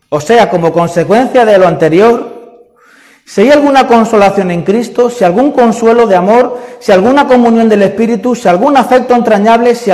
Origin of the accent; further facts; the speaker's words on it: Sanlúcar de Barrameda, Andalusia, Spain; also born or lived in Madrid; Es que yo nací en Madrid. Ah, entonces tú eres madrileño. No, yo me considero sanluqueño. Los sanluqueños nacen donde quieren, ¿no?